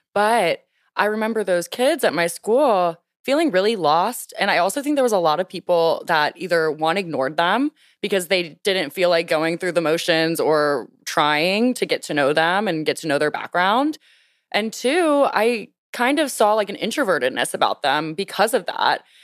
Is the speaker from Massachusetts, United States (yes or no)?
no; Louisiana, United States; now in Washington, D.C., United States; coming from a small town, Louisiana, or just deep South